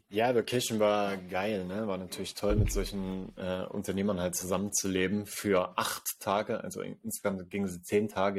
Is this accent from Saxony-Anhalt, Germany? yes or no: yes; Sangerhausen, Saxony-Anhalt, Germany; hier in Sangerhausen in meiner Heimatstadt